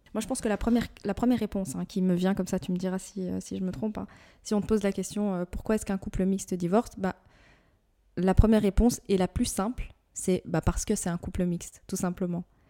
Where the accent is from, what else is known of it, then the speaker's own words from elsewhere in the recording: Morocco; je suis marocaine